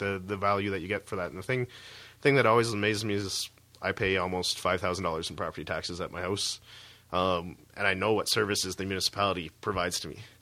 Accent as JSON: {"language": "English", "area": "near Toronto", "region": "Ontario", "country": "Canada", "tie": "born or raised there", "moved": "yes", "said": "I grew up near Toronto as well"}